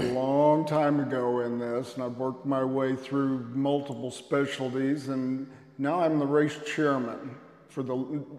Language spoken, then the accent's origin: English; Kansas City, United States; Kansas City.